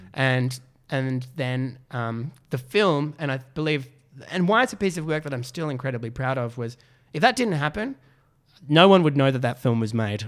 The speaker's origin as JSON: {"language": "English", "town": "Canberra", "region": "Australian Capital Territory", "country": "Australia", "tie": "born or raised there", "also_born_or_lived": "Melbourne", "moved": "yes", "said": "I grew up in Canberra."}